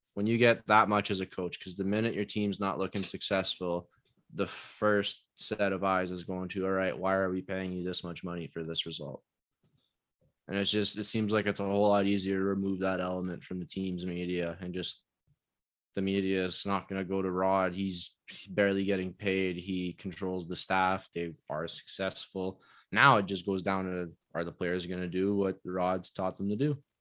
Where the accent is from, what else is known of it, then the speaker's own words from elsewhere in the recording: Canada; I'm Canadian